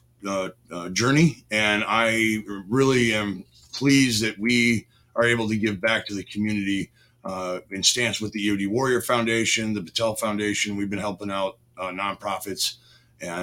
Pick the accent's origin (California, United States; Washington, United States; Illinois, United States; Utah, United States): Illinois, United States; Chicago; I grew up in Chicago, one of four children from an Irish Catholic family